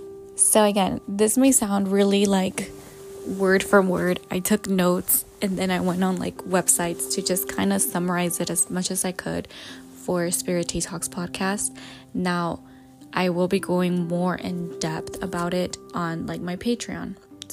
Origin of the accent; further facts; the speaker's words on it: Jalisco, Mexico; like I was raised and born in Jalisco, Mexico.